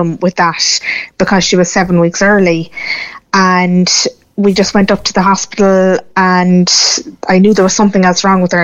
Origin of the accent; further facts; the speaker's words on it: Cork, Munster, Ireland; we're from Cork originally